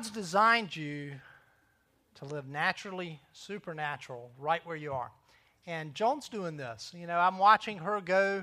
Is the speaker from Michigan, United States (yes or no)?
no; Myrtle Beach, South Carolina, United States; I'm a local. I grew up in Myrtle Beach